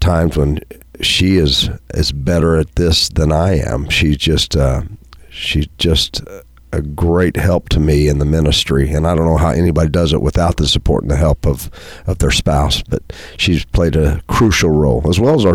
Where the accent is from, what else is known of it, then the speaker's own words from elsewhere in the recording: Pinckneyville, Illinois, United States; growing up in Pinckneyville, my grandparents, the other set of grandparents that I had were farmers, and so I grew up on a farm.